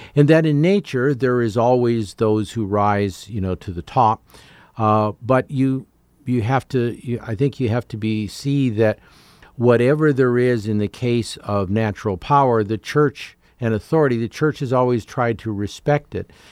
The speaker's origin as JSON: {"language": "English", "country": "Canada", "tie": "born or raised there", "moved": "yes", "said": "as a Canadian growing up"}